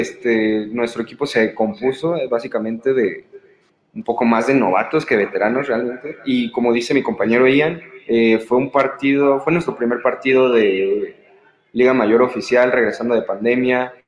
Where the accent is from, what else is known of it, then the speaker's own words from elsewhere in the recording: Cuautla, Morelos, Mexico; soy de allá, de Cuautla, de los Mandriles.